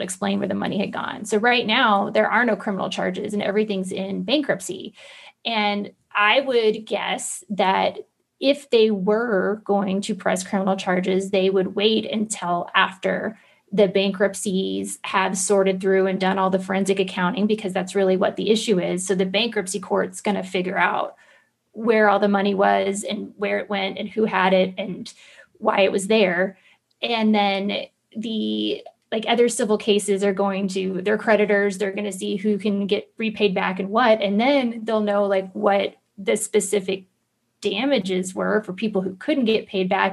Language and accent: English; Central Florida, United States; I grew up poor in Central Florida.